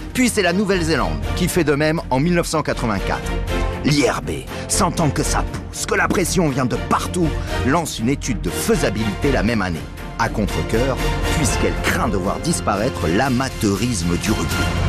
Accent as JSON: {"language": "French", "country": "France", "said": "on est français"}